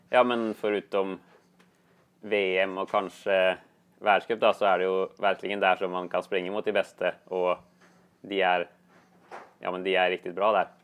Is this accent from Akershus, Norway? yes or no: yes; Gjerdrum, Akershus, Norway; Swedish is a second language; moved away as an adult; now in Gothenburg, Sweden; Jag kommer från Gjerdrum, något lite, en liten kommun i närheten där.